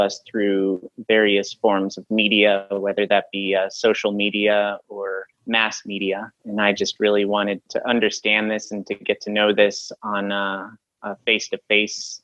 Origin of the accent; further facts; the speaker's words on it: Colorado, United States; also born or lived in San Francisco; now in Santa Fe, United States; I'm from Colorado.